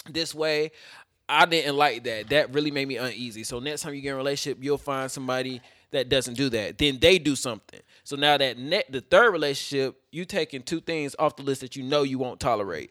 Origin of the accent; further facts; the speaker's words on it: Fayetteville, United States; I'm from Fayetteville. Fayetteville's small